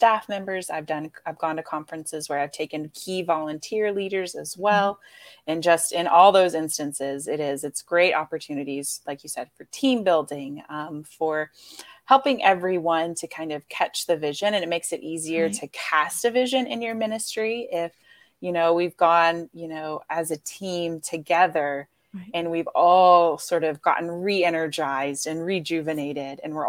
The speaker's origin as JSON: {"language": "English", "region": "Florida", "country": "United States", "said": "That's where I'm from."}